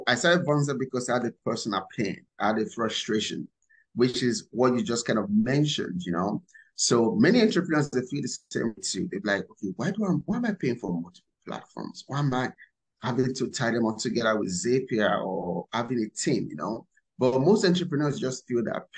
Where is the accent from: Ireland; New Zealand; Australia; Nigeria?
Nigeria; moved away as an adult; now in United States; I was born and raised in Nigeria. So I came to America a few years ago